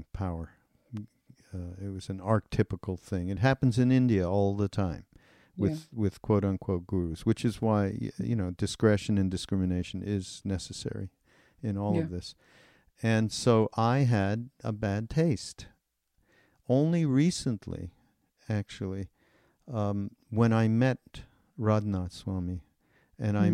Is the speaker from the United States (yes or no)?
no; Montreal, Quebec, Canada; I'm from Montreal